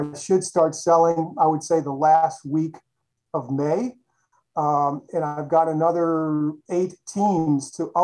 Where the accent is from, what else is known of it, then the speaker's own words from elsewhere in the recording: Chicago, Illinois, United States; I grew up in Chicago